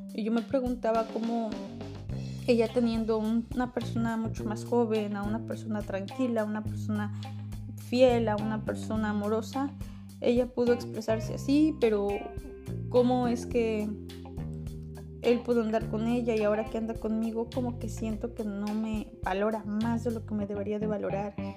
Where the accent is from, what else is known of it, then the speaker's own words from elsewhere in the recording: Mexico; Yo soy mexicana